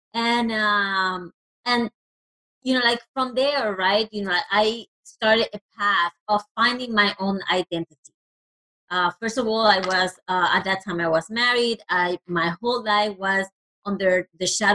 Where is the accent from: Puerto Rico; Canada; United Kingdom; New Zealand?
Puerto Rico; first language Spanish; English is a second language; moved away; I actually am originally from Puerto Rico. So I was raised in a Latino country, and obviously Spanish is my first language.